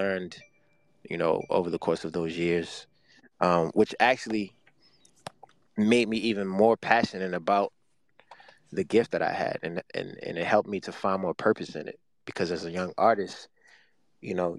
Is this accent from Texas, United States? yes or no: no; Baltimore, Maryland, United States; I'm from Baltimore, Maryland. I grew up in a big family